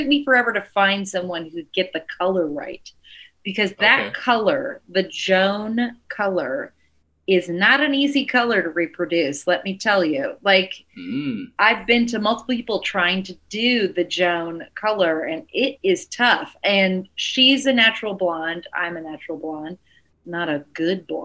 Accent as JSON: {"language": "English", "region": "the South", "country": "United States", "also_born_or_lived": "New York", "moved": "yes", "said": "I'm from the South"}